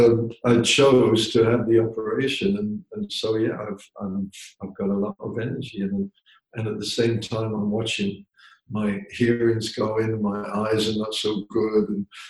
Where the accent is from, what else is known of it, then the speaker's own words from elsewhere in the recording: England, United Kingdom; I grew up in pubs in England.